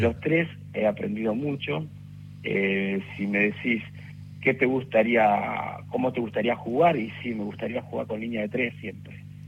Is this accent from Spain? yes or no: no; Rafael Castillo, Buenos Aires Province, Argentina; yo soy de Rafael Castillo